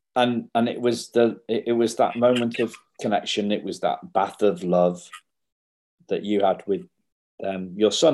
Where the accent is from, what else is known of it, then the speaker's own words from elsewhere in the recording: England, United Kingdom; I'm English